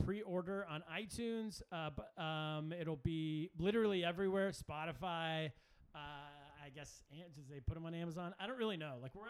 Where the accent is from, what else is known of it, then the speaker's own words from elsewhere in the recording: Sacramento, California, United States; moved away as an adult; from Sacramento, California, my hometown